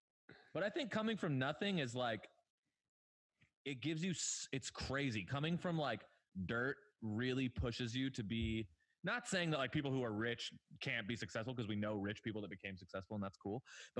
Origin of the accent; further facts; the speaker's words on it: Agoura Hills, California, United States; we grew up in Agoura Hills, which is a very rich place.